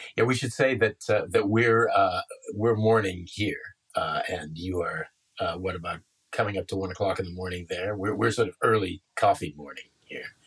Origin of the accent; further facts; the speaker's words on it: Canada; I'm Canadian